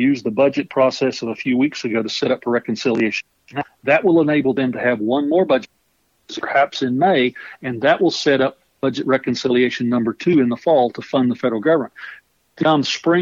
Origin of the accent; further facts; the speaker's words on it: Oklahoma, United States; I come from Oklahoma, and when I was in the state legislature